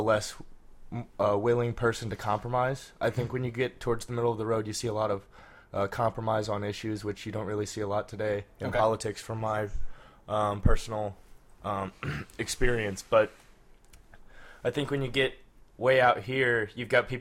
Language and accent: English; Midwest, United States; I'm from the Midwest